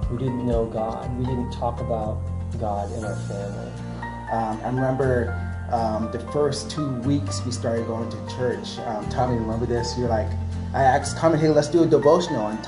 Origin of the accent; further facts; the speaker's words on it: Anchorage, Alaska, United States; We're all originally from, or I'm, we're from Anchorage, Alaska